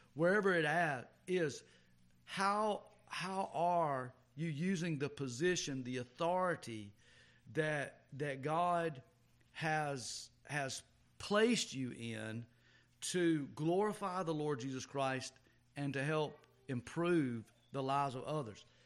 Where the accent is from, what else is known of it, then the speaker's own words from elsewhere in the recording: the South, United States; just being a Southerner